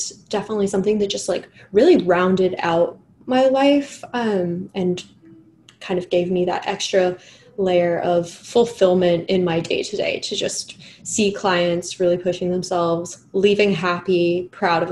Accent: England, United Kingdom; I'm English

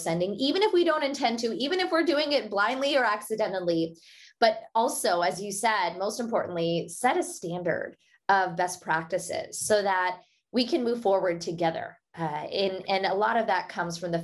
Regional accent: Pittsburgh, Pennsylvania, United States; first language Hindi; English is a second language; I had accented English and really struggled to find my voice growing up in Pittsburgh, Pennsylvania

